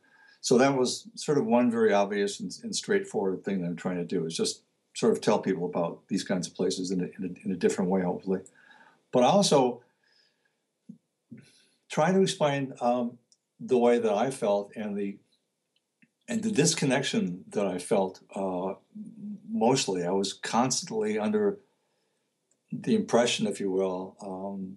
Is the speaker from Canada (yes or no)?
no; Detroit, Michigan, United States; also born or lived in Oregon / Virginia; now in Connecticut, United States; where I grew up, which was Detroit